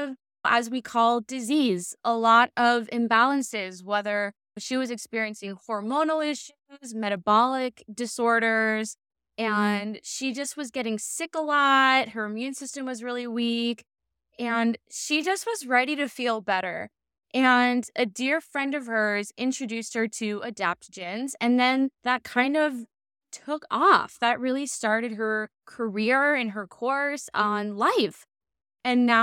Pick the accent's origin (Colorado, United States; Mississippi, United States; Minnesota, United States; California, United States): California, United States; Laguna Beach; in Laguna, my hometown